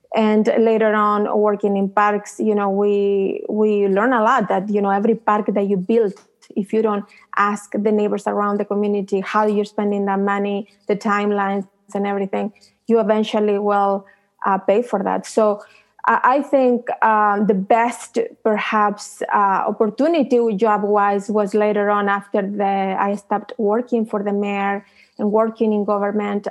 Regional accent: Chile; now in United States; I came from Chile

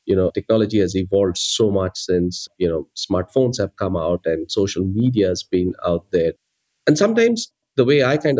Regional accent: India; English is a second language; Growing up in India back in the 80s, you know, you either be an engineer or you be a doctor.

